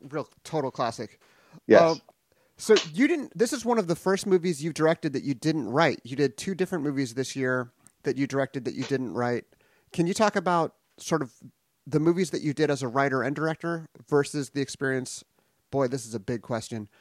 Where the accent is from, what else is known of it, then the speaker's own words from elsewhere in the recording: Los Angeles, California, United States; my hometown, San Pedro, California, and it was common knowledge at my junior high